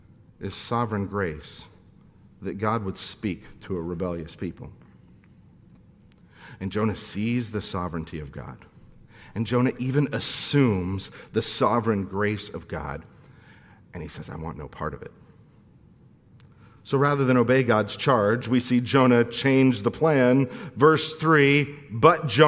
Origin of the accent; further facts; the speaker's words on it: Santa Clarita, California, United States; I'm from Santa Clarita